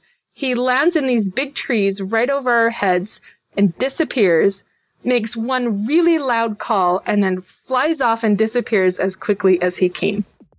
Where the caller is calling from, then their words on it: Murray, Utah, United States; also born or lived in Midwest; I am calling from Murray, Utah.